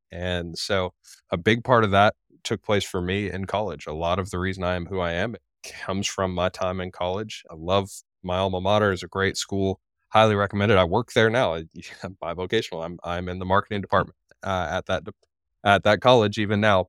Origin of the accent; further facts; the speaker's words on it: Florida, United States; moved away as an adult; also born or lived in Dayton, Tennessee; my home state of Florida